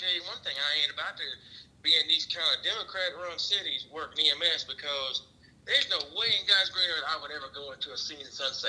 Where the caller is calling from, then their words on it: Mississippi, United States; I'm calling from Mississippi.